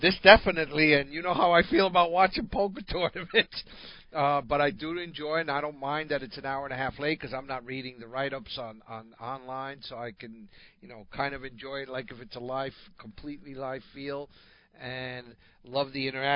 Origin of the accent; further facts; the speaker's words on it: Northeast, United States; growing up in the Northeast